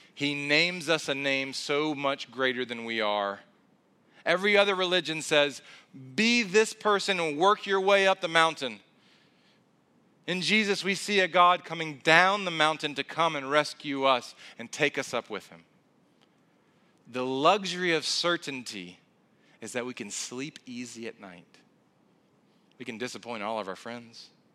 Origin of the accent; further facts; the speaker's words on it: South Carolina, United States; moved away; I'm originally from South Carolina